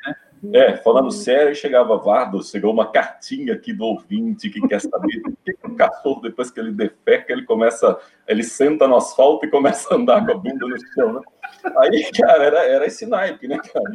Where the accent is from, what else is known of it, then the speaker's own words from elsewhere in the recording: Osvaldo Cruz, São Paulo, Brazil; moved away; also born or lived in Amapá; ficar um tempo ali em Oswaldo Cruz, voltar para minha terra natal